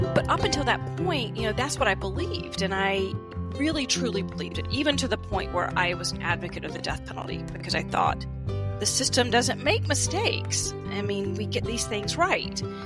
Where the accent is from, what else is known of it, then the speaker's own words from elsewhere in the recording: the South, United States; growing up in the South